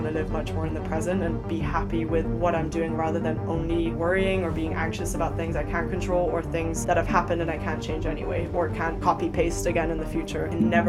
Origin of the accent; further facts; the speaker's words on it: Paris, Île-de-France, France; born there; English is a second language; When people ask me where I'm from, I say I'm from Europe because it's a pretty long answer. But I was born in Paris and have lived in about 7 different countries.